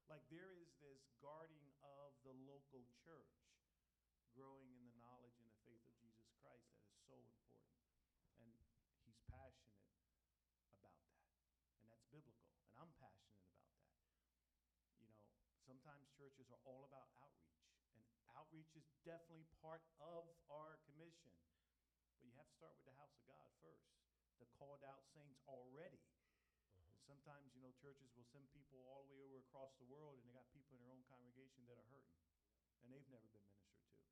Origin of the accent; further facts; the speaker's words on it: Philadelphia, Pennsylvania, United States; moved away as an adult; now in Allentown, United States; we're originally from Philadelphia, so we understand the urban context